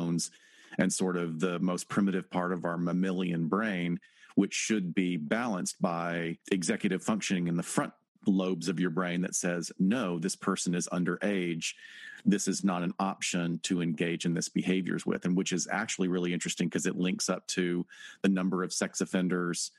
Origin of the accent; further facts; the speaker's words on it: Alabama, United States; Alabama, my home state